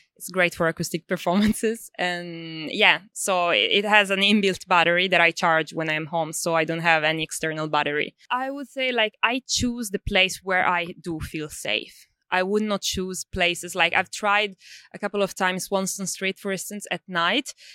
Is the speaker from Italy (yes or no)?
yes; Sicily, Italy; now in Melbourne, Australia; I'm originally from Italy, uh, Sicily.